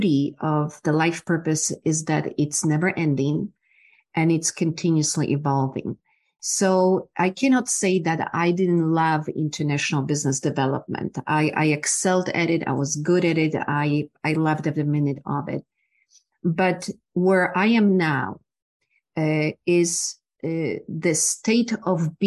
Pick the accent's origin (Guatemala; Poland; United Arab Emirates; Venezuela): Poland; English is a second language; moved away as an adult; also born or lived in Ohio; now in Texas, United States; I'm originally from Poland. I grew up during the time of communism